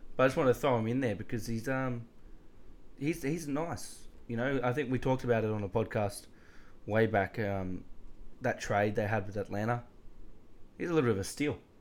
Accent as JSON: {"language": "English", "country": "Australia", "said": "as an Aussie"}